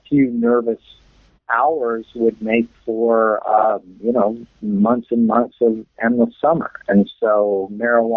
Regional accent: Southern California, United States; moved away as an adult; also born or lived in Malibu / Australia / Cambodia; I grew up in Southern California, and I was a lifeguard there. I moved to Australia in 1984

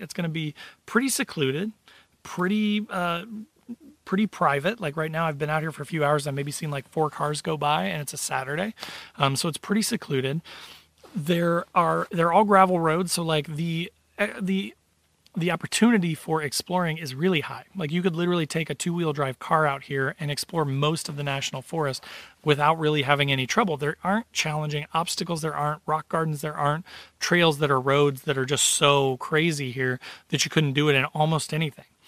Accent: Midwest, United States; So I live in the Midwest. I'm from the Midwest

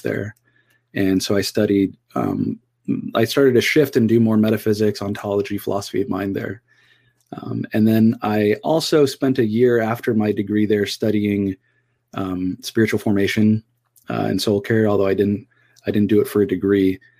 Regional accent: Southern California, United States; so I grew up in Southern California

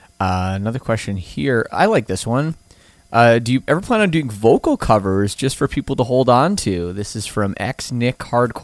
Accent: Toronto, Ontario, Canada; I was born in Scarborough

